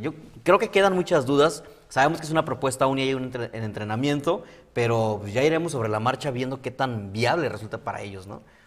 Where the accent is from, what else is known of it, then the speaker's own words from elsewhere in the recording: Tijuana, Baja California, Mexico; como locales